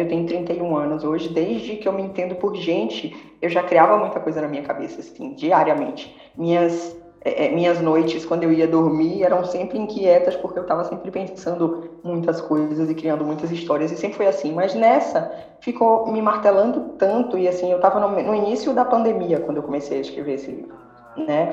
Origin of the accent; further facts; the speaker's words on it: Bahia, Brazil; eu sou baiana